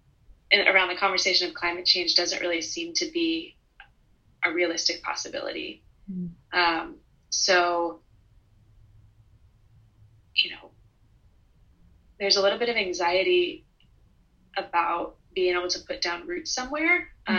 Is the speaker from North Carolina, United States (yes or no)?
no; Missouri, United States; now in New Orleans, United States